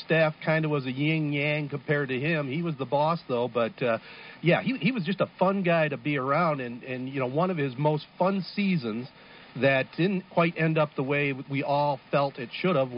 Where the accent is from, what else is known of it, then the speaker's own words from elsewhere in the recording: Corunna, Michigan, United States; we grew up in Corona in the 60s